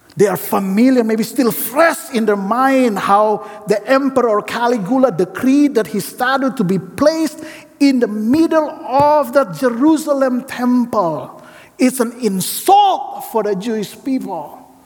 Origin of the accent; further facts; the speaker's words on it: Indonesia; moved away as an adult; now in Portland, United States; I come from Indonesia